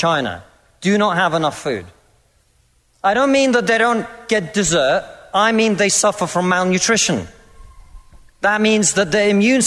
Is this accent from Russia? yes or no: yes; Russia; now in United Kingdom; I come from Russia, which is not a poor country.